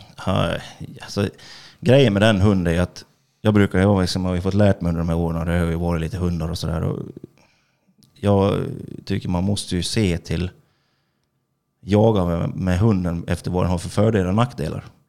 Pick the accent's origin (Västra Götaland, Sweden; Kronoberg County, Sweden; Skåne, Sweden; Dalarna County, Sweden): Dalarna County, Sweden; Orsa; jag är … från Orsa